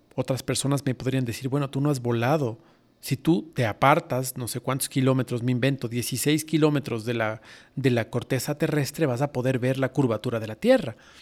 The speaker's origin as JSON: {"language": "Spanish", "country": "Ecuador", "said": "Fanesca es un plato riquísimo que nosotros hacemos en Semana Santa en mi país"}